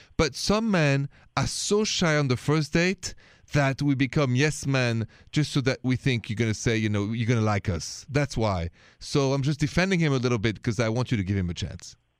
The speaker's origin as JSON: {"language": "English", "country": "France", "accent": "French", "said": "my accent is French"}